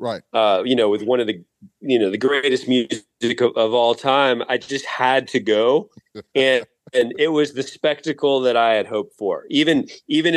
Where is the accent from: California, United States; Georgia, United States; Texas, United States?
Georgia, United States; Atlanta; I grew up in the Atlanta rock music scene